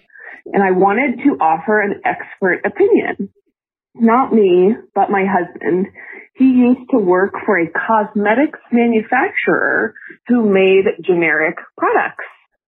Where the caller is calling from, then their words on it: Denver, Colorado, United States; I'm calling from Denver